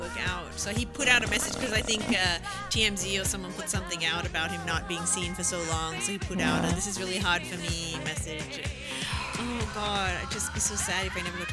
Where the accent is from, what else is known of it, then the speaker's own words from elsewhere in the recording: Australia; moved away; I'm Australian